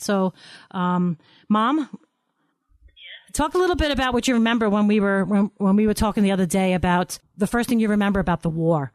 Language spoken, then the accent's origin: English; New York, United States; born or raised there